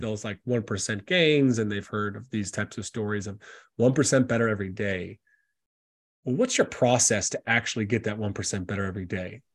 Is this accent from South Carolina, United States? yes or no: yes; South Carolina, United States; moved away as an adult; also born or lived in Tennessee / Lithuania; now in Ireland; I grew up in South Carolina in the States